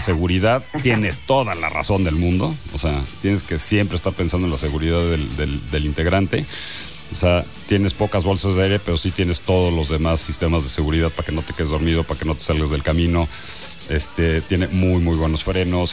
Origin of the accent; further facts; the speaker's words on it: Mexico; soy más mexicano que tú